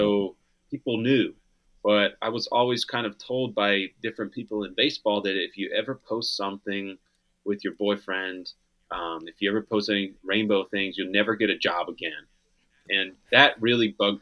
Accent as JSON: {"language": "English", "region": "Pennsylvania", "country": "United States", "tie": "born or raised there", "said": "Growing up in Pennsylvania"}